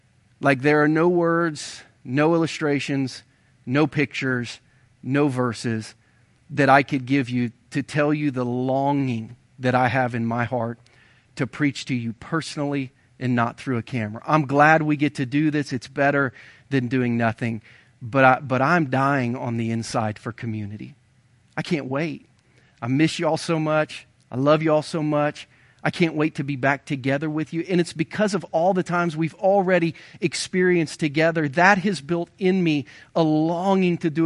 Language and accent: English; Ohio, United States; now in Missouri, United States; I grew up in Ohio.